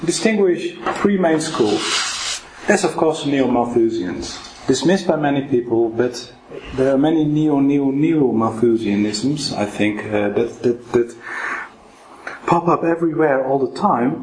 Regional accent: Netherlands; now in Oxford, United Kingdom; I'm from Holland

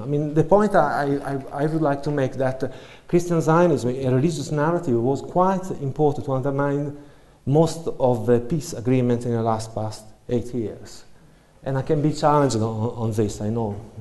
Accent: Italy; moved away as an adult; now in United Kingdom; I come from Italy

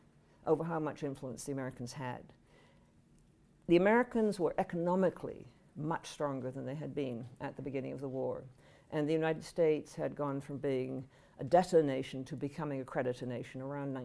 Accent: Canada; I speak as a Canadian

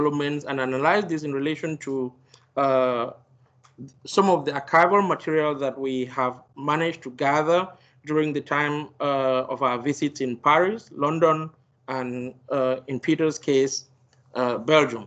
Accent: Douala, Littoral, Cameroon; moved away; in the 1990s and early 2000s, I grew up in Douala, Cameroon's largest urban center

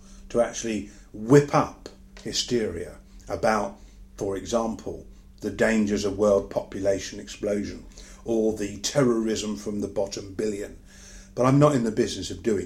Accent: United Kingdom; as I'm British and as I live in Britain these days

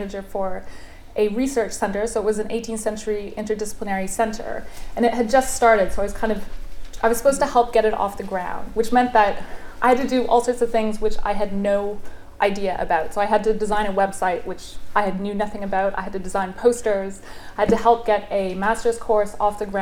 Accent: Canada; moved away as an adult; also born or lived in Oxford; I'm Canadian

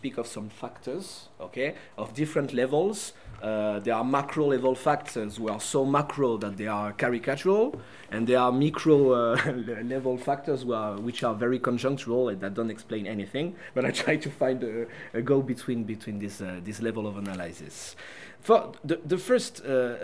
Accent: France; accent: French; English is a second language; my accent, my English. People who understand French will understand me clearer.

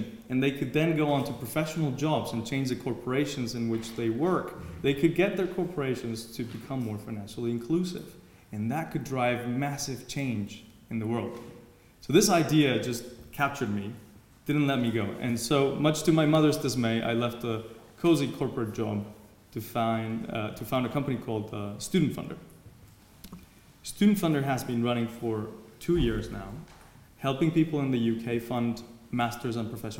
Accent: Mexico; moved away as an adult; also born or lived in Germany; I was brought up in Mexico, and one day realized I could not go to university in Mexico

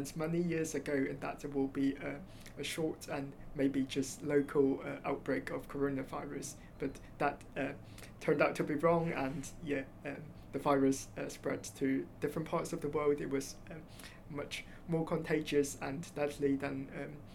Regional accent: Hong Kong; moved away as an adult; now in Oxford, United Kingdom; So I grew up in Hong Kong and did my high school there

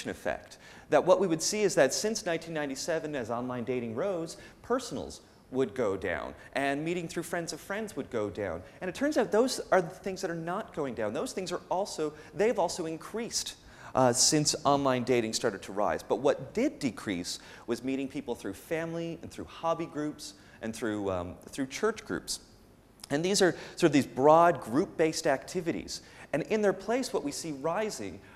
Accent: Canada; moved away; I'm from North America. I'm from Canada

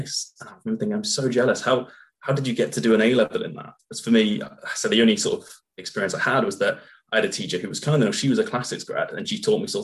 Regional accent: Burton-on-Trent, West Midlands, United Kingdom; moved away as an adult; I'm from Burton-on-Trent, which is a sort of a small industrial town

